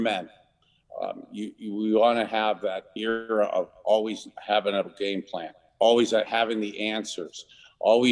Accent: Youngstown, Ohio, United States; a little boy who grew up in Youngstown, Ohio, halfway between Cleveland

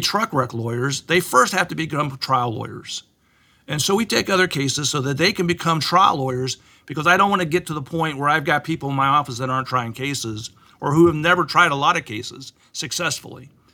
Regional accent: Plainfield, Indiana, United States; also born or lived in Richmond, Indiana; we moved from Richmond to Plainfield, Indiana

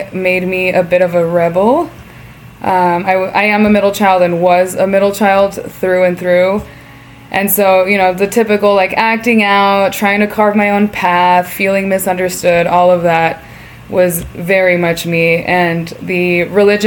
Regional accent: Sacramento, California, United States; first language Spanish; English is a second language; I was born and raised in Sacramento, California

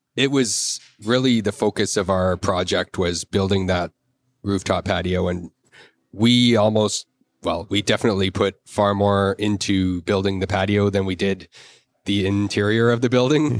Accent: Victoria, British Columbia, Canada; moved away as an adult; also born or lived in Alberta; I grew up in Victoria.

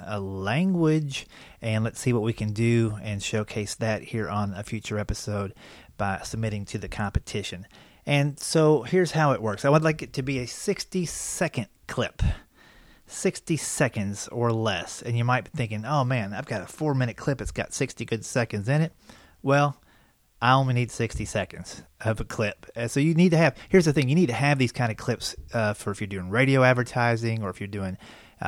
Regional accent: Versailles, Kentucky, United States; also born or lived in West Virginia; I grew up in Versailles, Kentucky

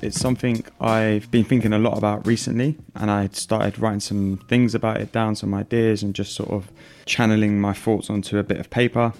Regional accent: London, United Kingdom; growing up in London with an Italian family

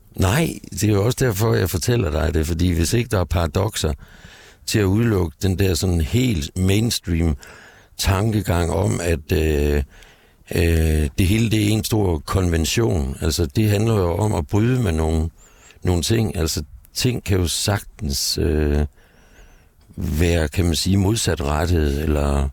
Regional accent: Gistrup, North Denmark Region, Denmark; moved away as an adult; also born or lived in Aalborg / Aarhus; now in Copenhagen, Denmark; da jeg var barn og boede i Nordjylland, i en lille by, Gistrup, syd for Aalborg

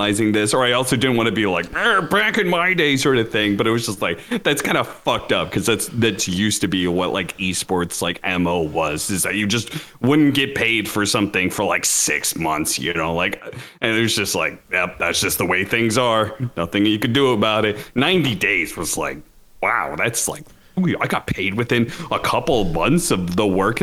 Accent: Washington, United States; I grew up in Washington

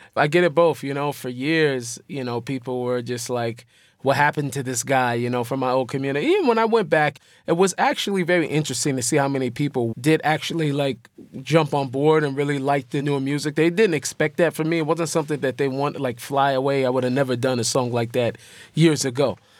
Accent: Seattle, Washington, United States; Me growing up in Seattle

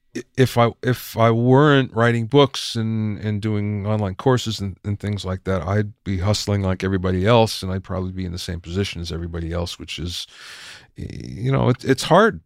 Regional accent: Minersville, Pennsylvania, United States; moved away; I grew up in Minersville, Pennsylvania

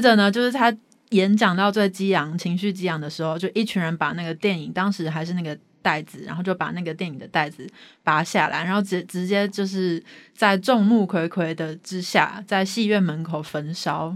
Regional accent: Taiwan; 我们台湾人

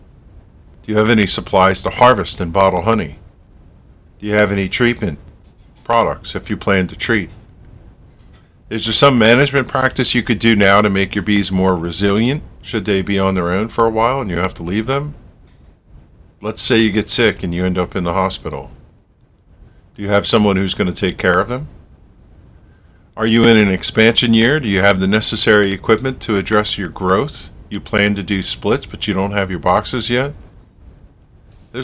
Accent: United States; As an American

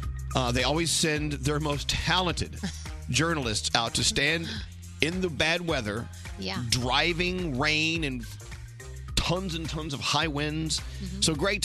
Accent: Texas, United States; now in New York, United States; See, where I'm from, I'm from Texas.

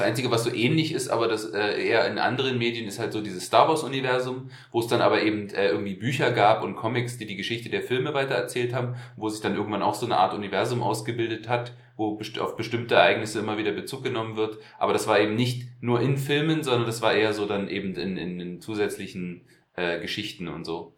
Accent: East Germany, Germany; wir sind in der DDR aufgewachsen

